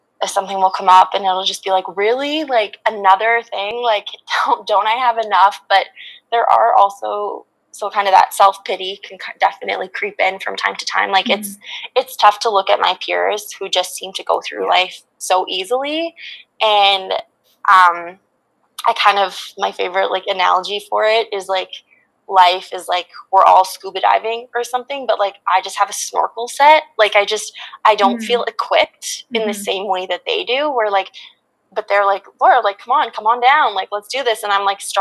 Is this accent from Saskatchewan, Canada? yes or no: yes; Regina, Saskatchewan, Canada; also born or lived in Vancouver; I went to the University of Regina in Saskatchewan, where my hometown is